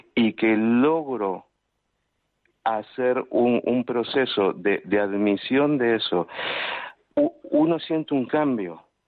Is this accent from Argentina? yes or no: no; Uruguay; now in Palma de Mallorca, Spain; soy nativo de Uruguay